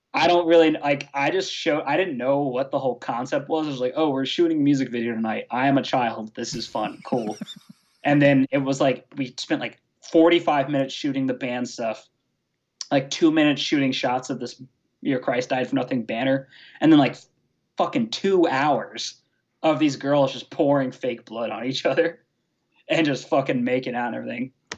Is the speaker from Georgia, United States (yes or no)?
yes; Atlanta, Georgia, United States; I'm from Atlanta, Georgia